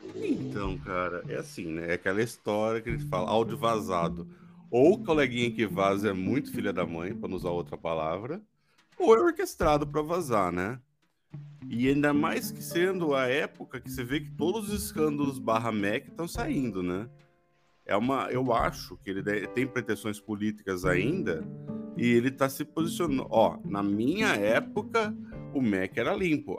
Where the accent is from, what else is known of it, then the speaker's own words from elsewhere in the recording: Santa Bárbara d'Oeste, São Paulo, Brazil; accent: caipira; eu, cidadão médio do interior de São Paulo, morador de Santa Bárbara do Oeste